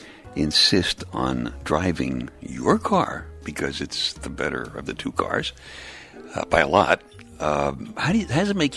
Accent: New York City, New York, United States; When I was a kid growing up in Brooklyn

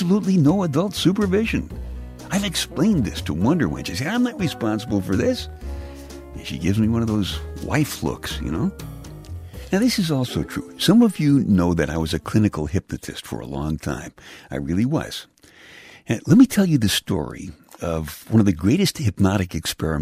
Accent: New York City, New York, United States; I'm from the Bay Ridge section of Brooklyn, which is the southernmost part of New York City

